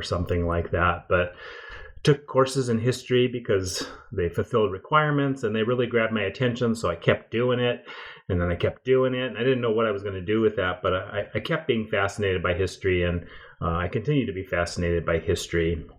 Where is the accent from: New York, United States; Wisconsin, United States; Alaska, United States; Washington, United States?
Washington, United States; Yeah, well, I grew up in the Pacific Northwest, about 40 miles north of Seattle